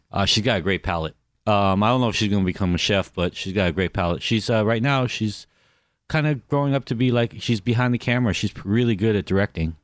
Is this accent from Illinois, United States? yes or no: no; Los Angeles, California, United States; also born or lived in Anaheim, California; I grew up in Koreatown, I grew up in Anaheim